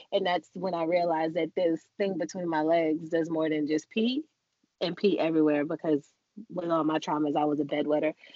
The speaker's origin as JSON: {"language": "English", "town": "New York City", "region": "New York", "country": "United States", "tie": "born or raised there", "moved": "yes", "lives_now": "Los Angeles, United States", "said": "on this New York soil in Jamaica, Queens, where we grew up"}